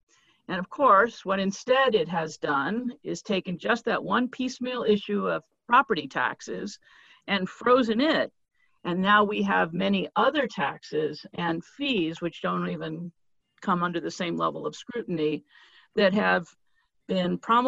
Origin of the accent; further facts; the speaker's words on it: Pittsburg, California, United States; also born or lived in Berkeley, California; I grew up in a middle-class factory town called Pittsburgh, California.